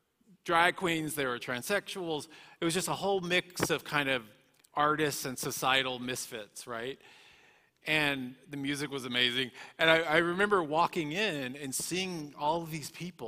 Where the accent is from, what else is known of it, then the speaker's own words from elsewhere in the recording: Dallas, Texas, United States; moved away; also born or lived in West Hollywood; in Dallas, Texas, where I was raised.